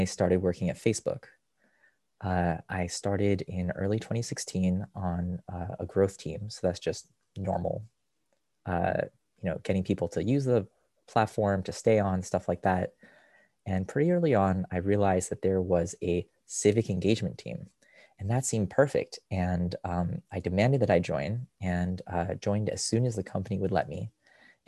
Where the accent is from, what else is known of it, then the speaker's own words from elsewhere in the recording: Rochester, New York, United States; moved away; also born or lived in Israel; I grew up in Rochester, which is where I physically am now, visiting my parents